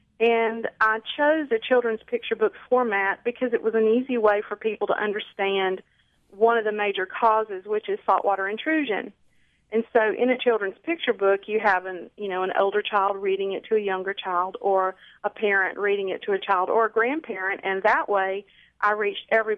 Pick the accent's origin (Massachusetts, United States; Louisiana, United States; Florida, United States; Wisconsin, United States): Louisiana, United States; North; moved away as an adult; also born or lived in Southern Terrebonne Parish, Louisiana; now in Terrebonne Parish, United States; I am originally from North Louisiana, and I moved down to South Louisiana in 1978 and went to work in the oil field.